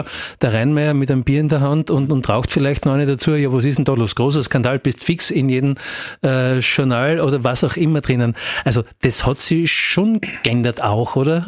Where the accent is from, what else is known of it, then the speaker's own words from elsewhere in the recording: Graz, Styria, Austria; als eben auch Grazer damals